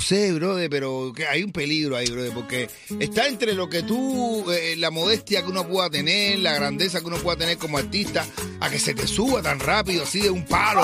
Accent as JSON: {"language": "Spanish", "country": "Cuba", "said": "yo como cubano"}